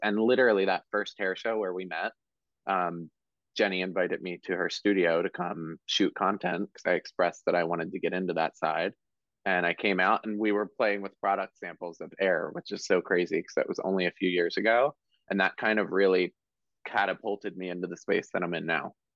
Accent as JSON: {"language": "English", "town": "Marlton", "region": "New Jersey", "country": "United States", "tie": "born or raised there", "said": "I grew up in Marlton, which is right next to Cherry Hill"}